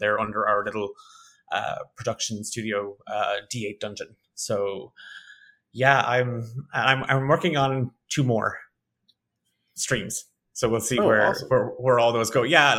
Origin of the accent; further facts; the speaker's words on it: Ireland; accent: Irish; So a lot of people tell me I don't have a strong Irish accent, but I'm from Ireland